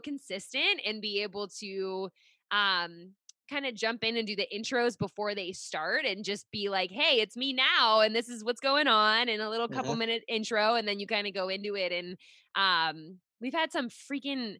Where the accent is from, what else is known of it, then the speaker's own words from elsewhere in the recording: Pittsburgh, Pennsylvania, United States; now in Rhode Island, United States; I'm originally from Pittsburgh